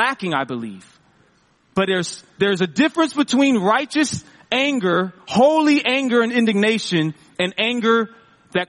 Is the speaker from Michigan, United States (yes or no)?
no; Seattle, Washington, United States; I'm from Seattle